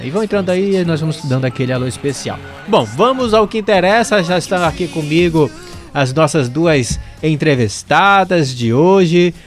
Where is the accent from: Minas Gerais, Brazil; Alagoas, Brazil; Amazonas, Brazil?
Amazonas, Brazil; Eu sou amazonense